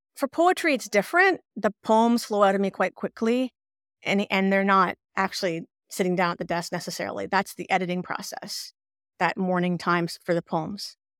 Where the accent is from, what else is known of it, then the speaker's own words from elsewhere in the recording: Ottawa, Ontario, Canada; moved away as an adult; now in Quebec, Canada; in Quebec, where I live, but I was, we're from Ottawa, but I ended up here, living here later on in life